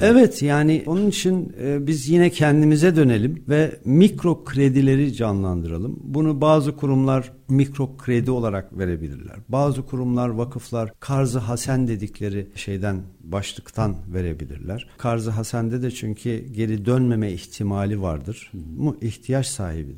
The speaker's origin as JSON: {"language": "Turkish", "region": "Malatya", "country": "Turkey", "said": "ben de Malatyalıyım."}